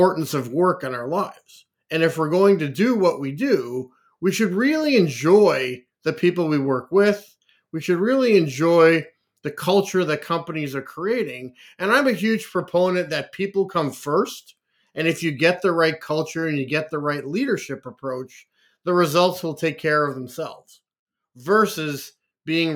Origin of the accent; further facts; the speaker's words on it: Canada; also born or lived in Liverpool, England / Oakville, Ontario; I was born in Liverpool, England, and have grown up most of my life and lived in Canada